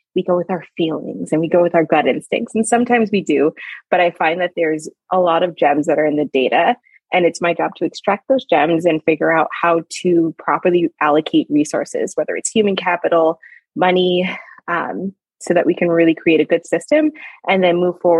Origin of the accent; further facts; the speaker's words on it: Long Island, New York, United States; I'm a Long Island girl